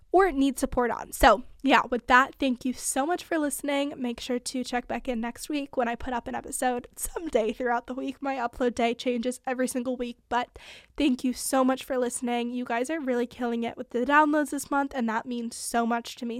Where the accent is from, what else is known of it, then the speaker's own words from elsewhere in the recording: California, United States; also born or lived in Montana; I'm from California.